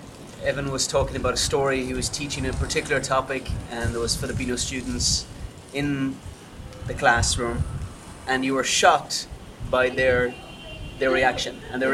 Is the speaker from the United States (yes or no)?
no; Ireland; and I'm Irish. The British colonized us for 800 plus years. So this is coming from my own journey to say, you know what? Yes, Britain did cause a lot of harm to my country, Ireland